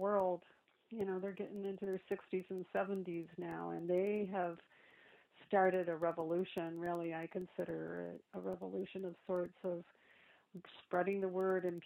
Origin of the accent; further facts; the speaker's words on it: Lansing, Michigan, United States; moved away as an adult; also born or lived in Princeton, New Jersey; I grew up in a city, from Michigan, in Lansing